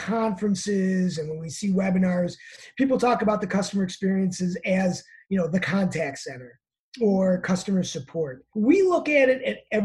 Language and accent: English; Chicago, Illinois, United States; I'm from Chicago, so I call it pop